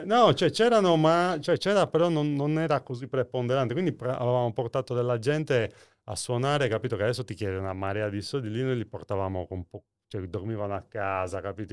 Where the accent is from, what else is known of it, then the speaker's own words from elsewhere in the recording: Nuoro, Sardinia, Italy; sono tornato in realtà nella, a Nuoro, nel, nel, mio paese natale